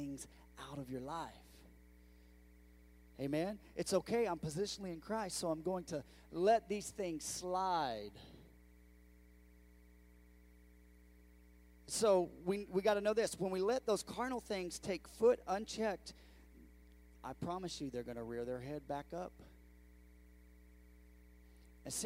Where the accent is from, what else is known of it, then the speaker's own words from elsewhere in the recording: California, United States; moved away as an adult; now in Bedford, United States; I'm from California.